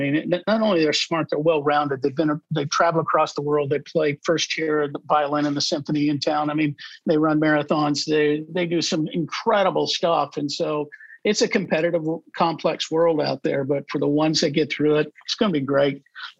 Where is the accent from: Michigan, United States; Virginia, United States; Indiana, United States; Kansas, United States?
Kansas, United States; Overland Park; because I want to live in Overland Park, Kansas, my hometown.